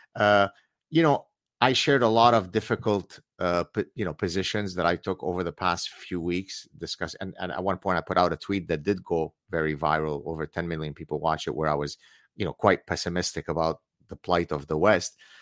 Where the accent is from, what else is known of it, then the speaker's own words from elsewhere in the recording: Lebanon; now in Montreal, Canada; I come from the Middle East. We escaped Lebanon as Lebanese Jews.